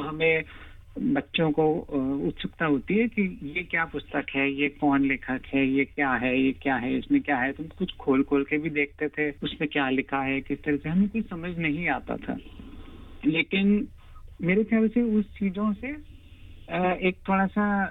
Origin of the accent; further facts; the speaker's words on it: Ajmer, Rajasthan, India; moved away as an adult; also born or lived in Mumbai / Delhi; now in Australia; अजमेर शहर से हूँ राजस्थान में जी और ऑस्ट्रेलिया आए मुझे दस साल हो गए हैं मेरे दो पुत्र हैं एक यूनिवर्सिटी में अभी ग्रेजुएट हुआ है और दूसरा अभी हाई स्कूल में जा रहा है बचपन में मेरी सारी पढ़ाई लिखाई ज्यादातर अजमेर में हुई